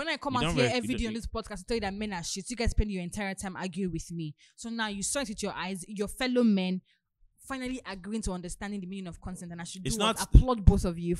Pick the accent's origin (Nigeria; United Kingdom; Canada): Nigeria; we're all Nigerian